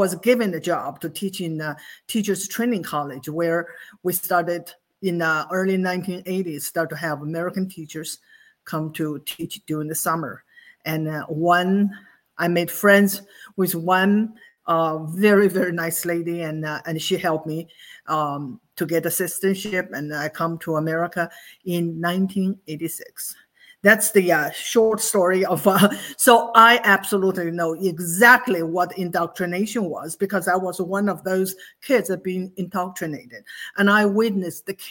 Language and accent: English; China; moved away as an adult; now in United States; I grew up in China